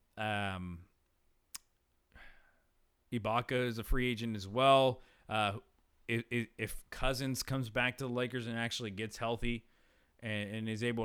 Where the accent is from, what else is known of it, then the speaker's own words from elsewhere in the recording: Fresno, California, United States; we're from Fresno